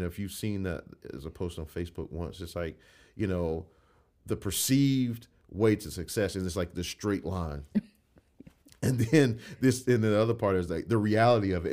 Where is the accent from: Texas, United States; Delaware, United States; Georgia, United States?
Georgia, United States; Crosstown; grew up in Crosstown, and I could tell you, the Crosstown I grew up